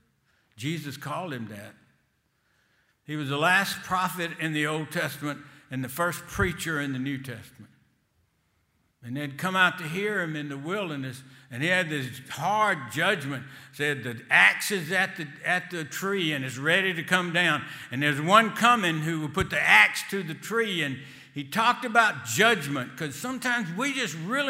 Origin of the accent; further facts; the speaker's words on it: Selma, Alabama, United States; accent: Selma language; I was raised in Selma, and I never get rid of my Selma language, especially in Boston